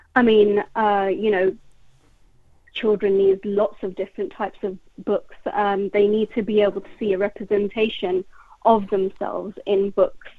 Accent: London, United Kingdom; I grew up in West London

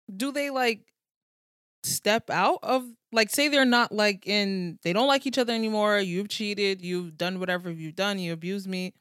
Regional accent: United States; I'm also American

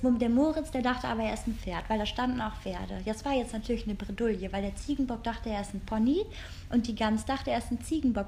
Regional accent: Rhineland, Germany; now in Berlin, Germany; wir kommen aus dem Rheinland

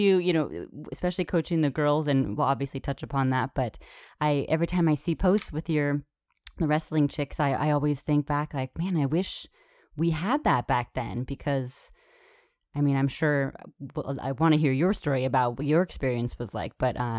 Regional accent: San Rafael, California, United States; moved away; This was back in California, San Rafael, yeah, and Novato High.

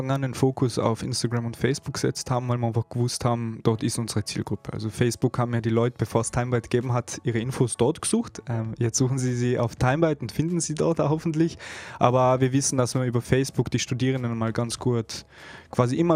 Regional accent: Innsbruck, Tyrol, Austria; ich bin zwar in Innsbruck geboren und aufgewachsen und viele Jahre dort verbracht

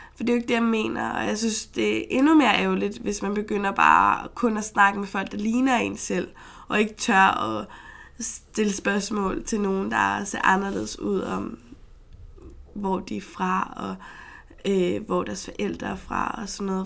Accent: Frederiksberg, Capital Region of Denmark, Denmark; jeg er født og opvokset på Frederiksberg

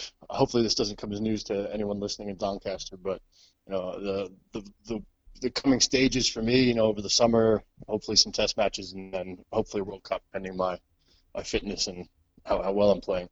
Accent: suburbs near the Bronx, New York, United States; moved away as an adult; I'm not from the Bronx. I'm from the suburbs near the Bronx

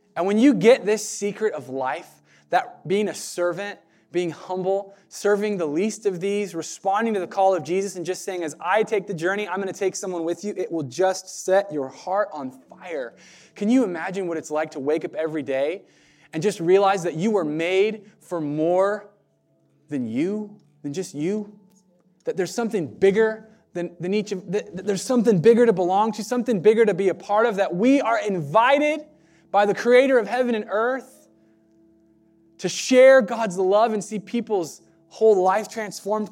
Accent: United States; American Christians

